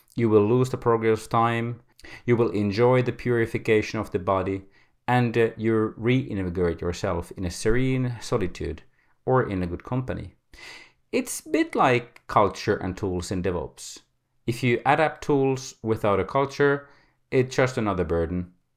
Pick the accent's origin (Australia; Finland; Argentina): Finland; I come from Finland